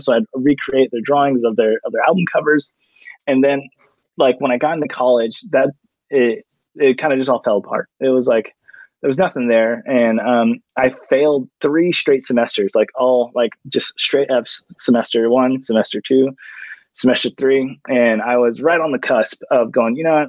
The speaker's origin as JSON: {"language": "English", "town": "Orange", "region": "California", "country": "United States", "tie": "born or raised there", "said": "born and raised in Orange County"}